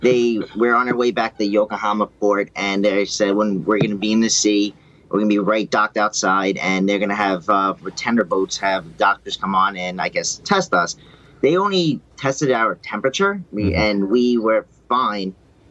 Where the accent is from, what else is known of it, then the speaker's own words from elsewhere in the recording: United States; I'm from the United States